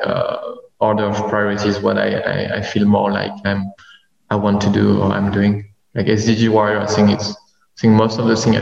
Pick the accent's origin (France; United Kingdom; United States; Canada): France; moved away as an adult; now in Vietnam; I was born in Vietnam. Then I moved to France when I was young, and I just came back in Vietnam 2 years ago to work